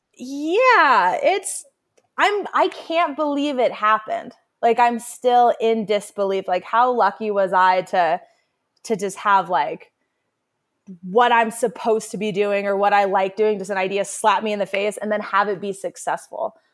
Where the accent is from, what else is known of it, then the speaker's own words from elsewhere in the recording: Carbondale, Colorado, United States; growing up in Carbondale